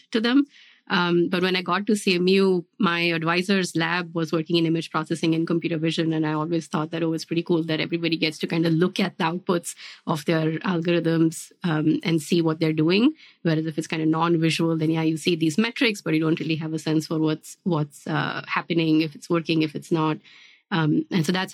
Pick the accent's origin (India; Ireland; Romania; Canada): India; moved away as an adult; also born or lived in New Jersey, United States / Pittsburgh, United States / Virginia, United States / Georgia, United States; now in United States; my background is that I grew up in India and then I moved to the US after high school